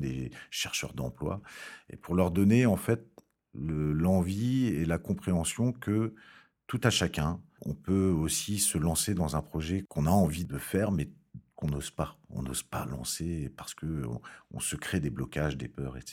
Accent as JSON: {"language": "French", "country": "France", "said": "Je suis français"}